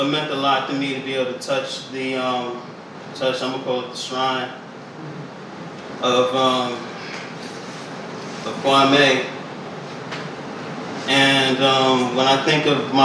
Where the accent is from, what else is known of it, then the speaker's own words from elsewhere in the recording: New York City, New York, United States; now in Richmond, United States; I was born and raised in Brooklyn, New York